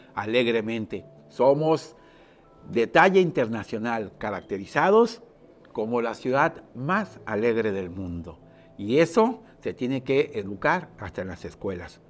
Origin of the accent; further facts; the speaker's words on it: Puerto Vallarta, Jalisco, Mexico; Yo nací aquí en Puerto Vallarta, una ciudad 100% turística